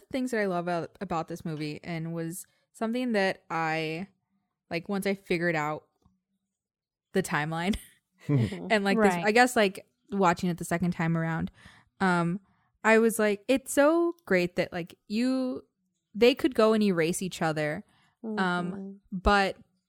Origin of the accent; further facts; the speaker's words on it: Texas, United States; We're from Texas. We don't know what upstate like New York means.